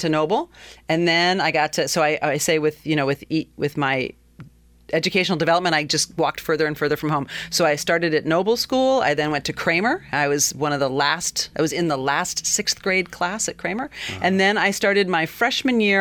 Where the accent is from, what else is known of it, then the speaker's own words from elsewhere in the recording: Willimantic, Connecticut, United States; also born or lived in Madison, Wisconsin; in 1971, uh, my family moved from Madison, Wisconsin to Willimantic. My dad took a position, his his postdoctoral position at UConn, and we moved to the other side of the river. Uh, 343 Pleasant Street is where oh. I grew up